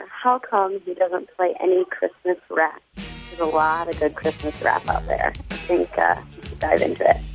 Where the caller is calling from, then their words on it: Chicago, Illinois, United States; I'm calling from Chicago, Illinois